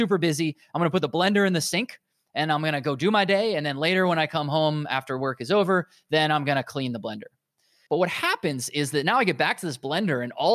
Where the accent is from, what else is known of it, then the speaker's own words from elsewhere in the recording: United States; accent: American; I'm obviously American, as you can guess by my accent.